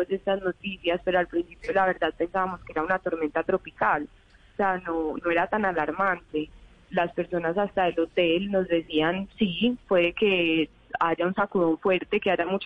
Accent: Medellín, Antioquia, Colombia; De Medellín.

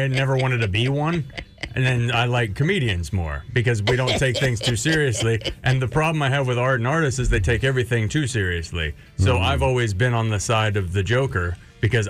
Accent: Houston, Texas, United States; moved away as an adult; also born or lived in New York; I'm from Houston

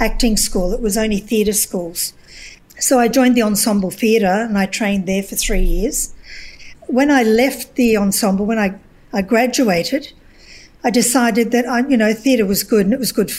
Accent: Glasgow, Scotland, United Kingdom; moved away; Well, I come from Scotland originally, and I come from an industrial city in Scotland, Glasgow.

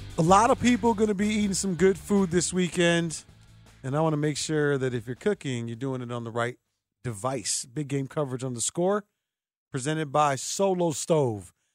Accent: Chicago, Illinois, United States; I'm from Chicago

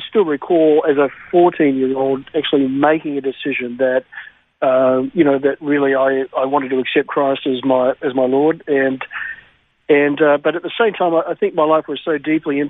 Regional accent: Melbourne, Victoria, Australia; I was born and raised in Melbourne, spent the first 40 years of my life there

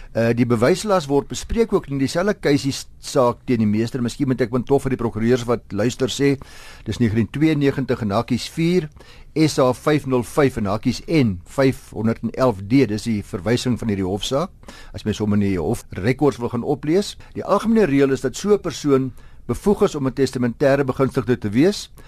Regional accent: South Africa; as Suid-Afrikaners

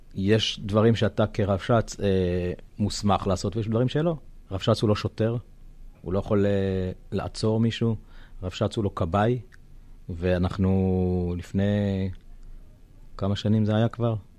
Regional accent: Kvutzat Yavne, Southern District, Israel; moved away as an adult; now in Alumim, Israel; אני יליד קבוצת יבנה, קיבוץ אה, דתי

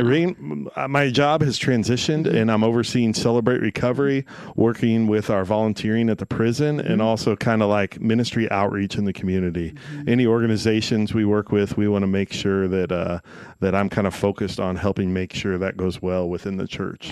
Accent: Henry, Illinois, United States; I grew up in Henry, Illinois.

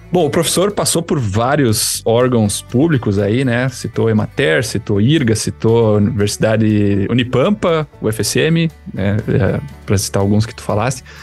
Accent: Rio Grande do Sul, Brazil; Que, como um bom gaúcho, churrasco.

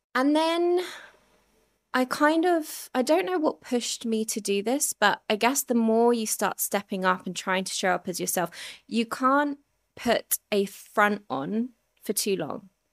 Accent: Surrey, South East England, United Kingdom; also born or lived in Ilford, London; I grew up in Ilford, which was, like, an Asian, predominantly Asian community at the time. And I was about six and we moved to Surrey

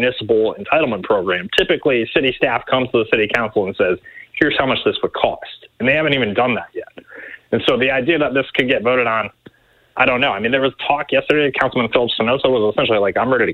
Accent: Rhode Island, United States; now in Memphis, United States; the county I grew up in Rhode Island

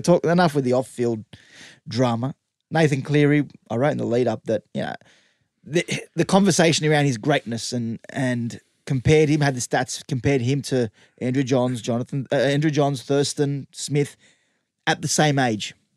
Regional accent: Western Sydney, New South Wales, Australia; I'm from the West

